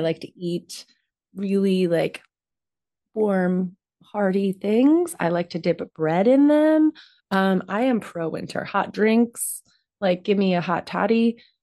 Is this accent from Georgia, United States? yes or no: no; Florida, United States; I'm from Florida